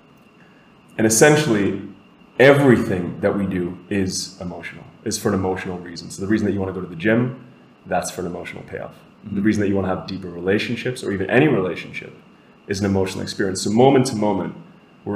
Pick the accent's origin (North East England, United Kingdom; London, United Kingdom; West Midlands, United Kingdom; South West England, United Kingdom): North East England, United Kingdom; Newcastle upon Tyne; moved away as an adult; now in Costa Rica; I'm originally from Newcastle. I was born in Ashmolean, and I grew up in the Northeast.